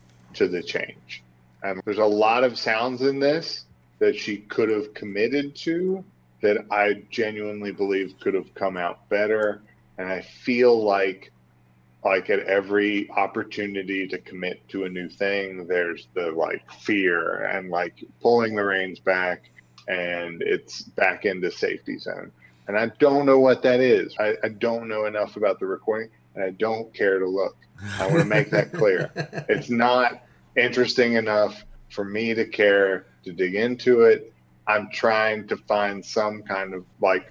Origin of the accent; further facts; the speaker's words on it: West Virginia, United States; I know we're from West Virginia.